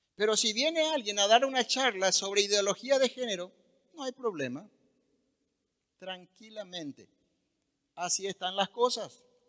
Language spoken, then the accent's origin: Spanish; Paraguay; nuestro país